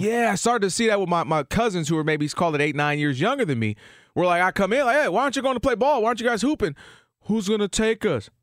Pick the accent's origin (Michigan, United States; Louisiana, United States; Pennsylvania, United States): Michigan, United States; I'm from the Midwest, Michigan